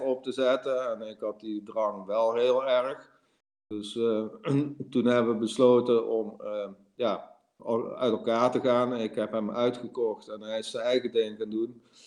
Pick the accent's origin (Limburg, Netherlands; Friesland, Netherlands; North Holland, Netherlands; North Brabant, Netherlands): Limburg, Netherlands; moved away as an adult; also born or lived in Amsterdam; ik ga terug naar het zuiden verhuizen waar ik vandaan kom. Want dat is meer mijn omgeving. En hier ben ik, ben ik een Limburger in Amsterdam.